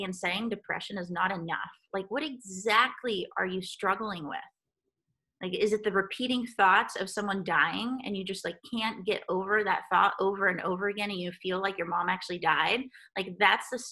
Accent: Guatemala; moved away; I grew up in Guatemala

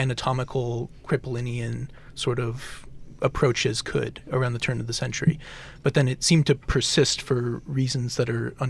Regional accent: Hemet, California, United States; I'm from Hemet

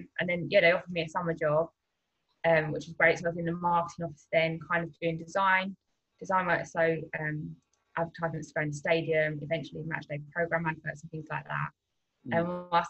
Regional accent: London, United Kingdom; So I'm obviously from South London, so not really going to games.

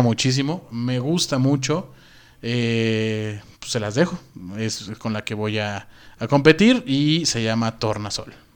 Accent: Mexico City, Mexico; Como buen chilango

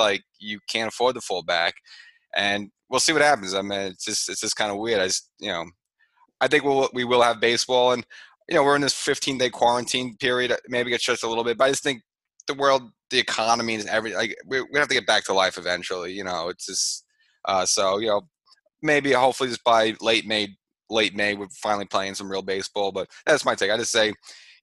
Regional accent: New York City, New York, United States; I'm from the Bronx

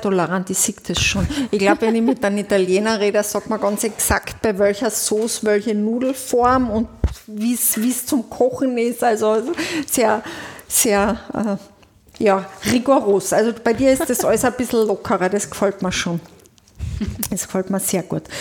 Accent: Carinthia, Austria; Das muss ich jetzt als Kärntnerin auch sagen

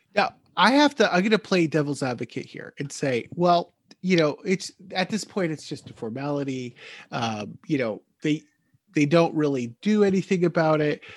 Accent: United States; moved away as an adult; now in Newfoundland, Canada; I'm an American living in Canada. I'm living in Newfoundland

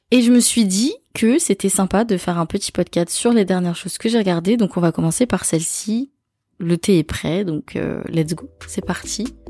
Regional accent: France; chez nous en France

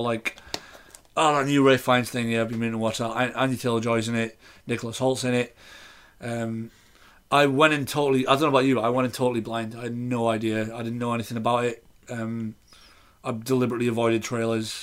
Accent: United Kingdom; As a British person

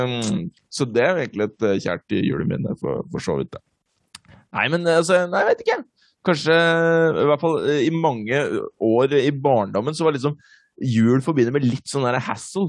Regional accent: Norway; på Robru, der jeg vokste opp

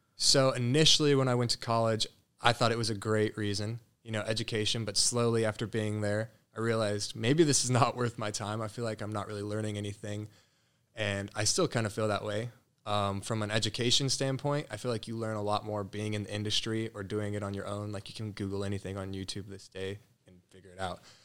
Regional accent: Colorado, United States; moved away as an adult; now in Scottsdale, United States; I grew up in Colorado. Born and raised there, first eighteen years

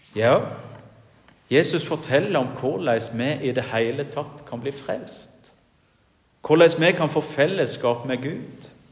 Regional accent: Jæren, Rogaland, Norway; now in Giske, Norway; hjemme på Jæren, der jeg kommer ifra

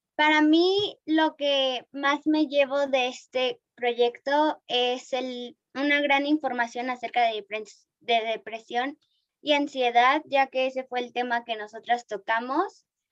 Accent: Mexico

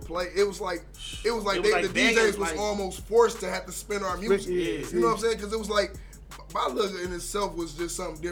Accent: Detroit, Michigan, United States; I grew up on the East Side. I grew up on Joanne, Fairport, Corn. What's the street right there off Bradshaw, the 7 Mile

